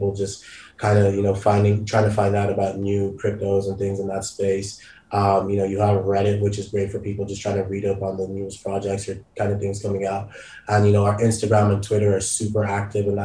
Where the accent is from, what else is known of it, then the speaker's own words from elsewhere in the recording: Nigeria; now in Dublin, Ireland; I'm originally Nigerian